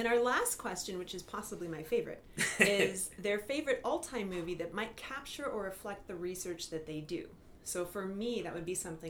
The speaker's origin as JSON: {"language": "English", "region": "Washington", "country": "United States", "moved": "as an adult", "lives_now": "Brisbane, Australia", "said": "I'm originally from the US. The US, yeah. Washington State."}